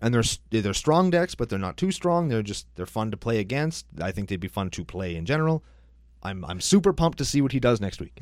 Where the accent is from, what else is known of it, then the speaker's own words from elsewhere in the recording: Saskatchewan, Canada; We're Canadian